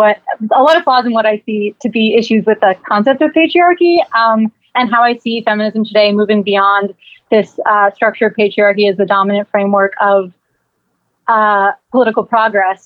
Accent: Miami, Florida, United States; growing up in Miami

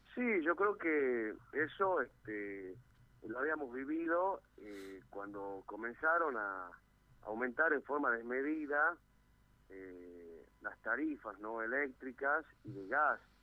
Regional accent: Argentina; como argentinos

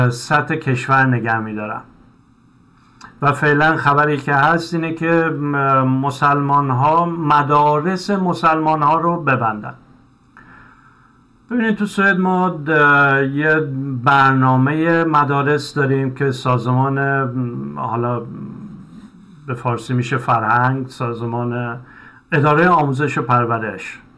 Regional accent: Iran; moved away as an adult; حالا بنا به دلایلی ما از ایران اومدیم به دنبال یه زندگی بهتر

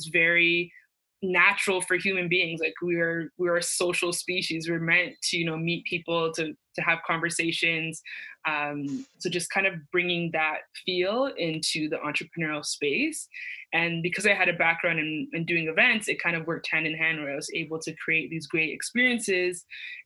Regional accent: Mississauga, Ontario, Canada; I'm from Mississauga, Ontario

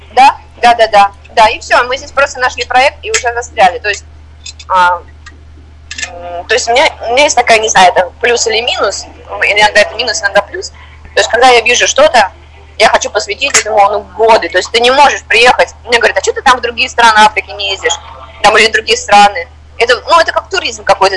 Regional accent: Moscow, Russia; moved away as an adult; now in Uganda; я из России, я из Москвы

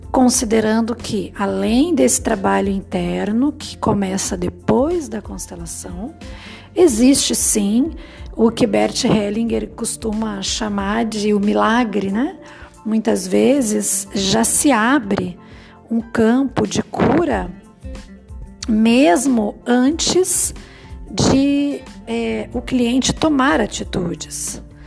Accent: Brazil; a gente como brasileiro

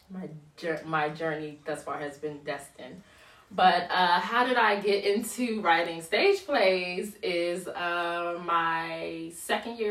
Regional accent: Washington, District of Columbia, United States; I am originally from Southeast DC.

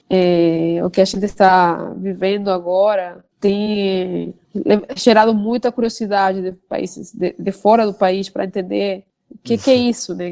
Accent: Venezuela; Portuguese is a second language; moved away as an adult; now in Brazil; não sabia que eu era venezuelana, sabia que eu era estrangeira porque eu tenho um sotaque

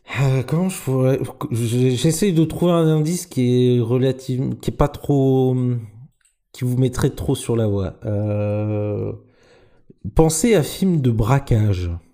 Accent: Normandy, France; je suis normand

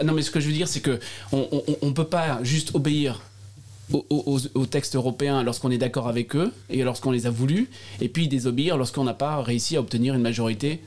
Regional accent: Alsace, Grand Est, France; accent: Alsatian; mon accent alsacien

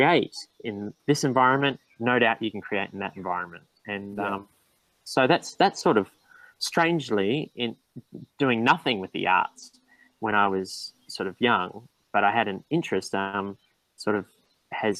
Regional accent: Blenheim, Marlborough, New Zealand; also born or lived in Australia; now in Port Macquarie, Australia; I was born in Australia, but I grew up in New Zealand. I moved to New Zealand at a very early age. And I moved to a town called

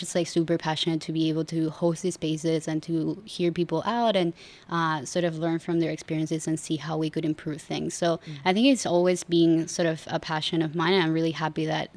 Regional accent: Argentina; moved away as an adult; now in Singapore; I'm originally from Argentina

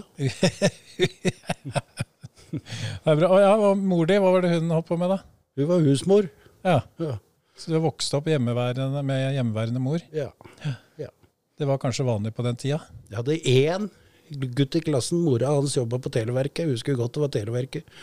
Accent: Drammen, Buskerud, Norway; Og så er jeg ekte drammenser. Det tror jo kanskje ikke folk ut ifra målet mitt, men det så kan sette skylda på mye farting i Hallingdal og

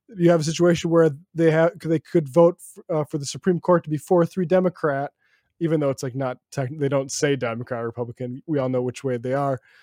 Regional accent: New York City, New York, United States; I'm from Brooklyn

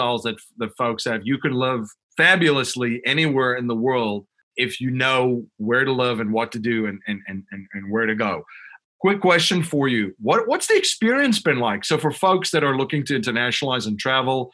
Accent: Western Cape, South Africa; moved away as an adult; also born or lived in Chicago, United States; now in near Philadelphia, United States; I grew up in South Africa and I've lived in the United States almost as long as I lived in South Africa.

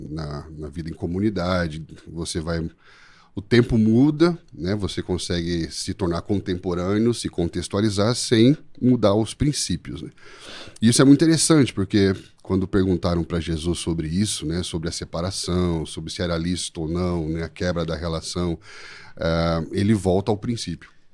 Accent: São Paulo, Brazil; moved away as an adult; also born or lived in southern Brazil; now in Sorocaba, Brazil; Somos naturais aqui de São Paulo

